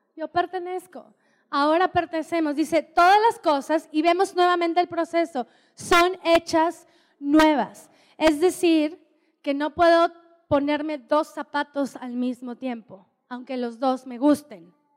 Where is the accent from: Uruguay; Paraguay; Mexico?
Mexico; Oaxaca; moved away; Y me encanta ser mexicana, amo ser mexicana y amo ser oaxaqueña. Soy oaxaqueña.